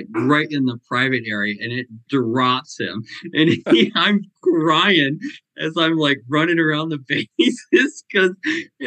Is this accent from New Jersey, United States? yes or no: no; Vermont, United States; growing up in the East Coast in Vermont